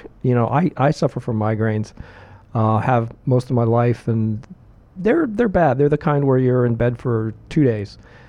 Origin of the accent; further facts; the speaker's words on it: Pittsburgh, Pennsylvania, United States; I grew up in Pittsburgh, and in Pittsburgh, it's all about football.